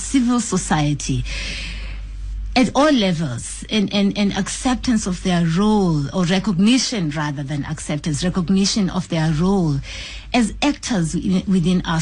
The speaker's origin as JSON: {"language": "English", "country": "South Africa", "said": "I am a South African"}